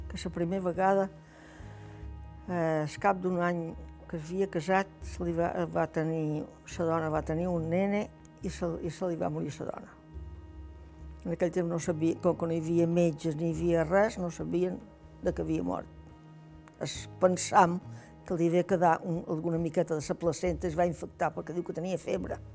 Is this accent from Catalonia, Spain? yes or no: no; Formentera, Balearic Islands, Spain; Vaig néixer el dia 10 dels mestres de 1936. Vaig néixer aquí a Formentera. Vaig néixer en aquesta caseta que hi ha ara, en una casa que hi ha aquí, a l'altra banda del cementeri